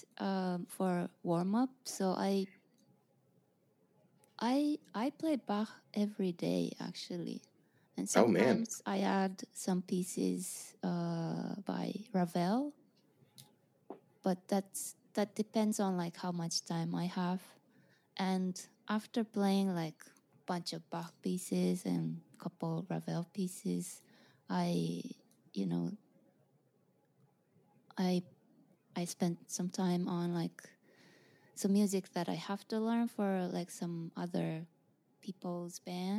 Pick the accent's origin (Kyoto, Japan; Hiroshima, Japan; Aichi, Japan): Aichi, Japan; Nagoya; moved away as an adult; now in New York, United States; I'm originally from Nagoya, Japan, and I moved to New York in 2009